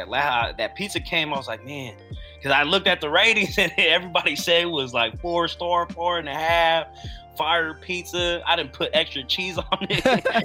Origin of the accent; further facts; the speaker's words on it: Philippines; as a Filipino, yeah, because, you know, we got all these aunties and our moms